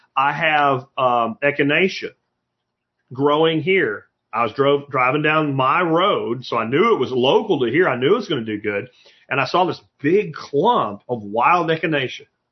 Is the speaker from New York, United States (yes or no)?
no; Pennsylvania, United States; moved away; where I grew up in Pennsylvania